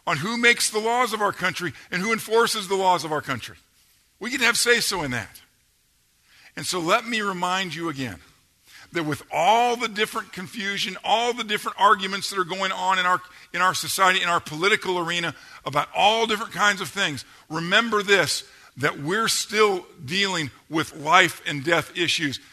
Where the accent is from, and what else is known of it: Georgia, United States; accent: Georgia